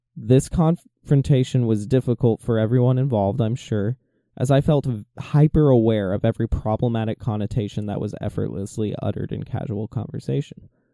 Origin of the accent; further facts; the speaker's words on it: Atlanta, Georgia, United States; moved away as an adult; also born or lived in Spokane, Washington; I was homesick for my hometown of Atlanta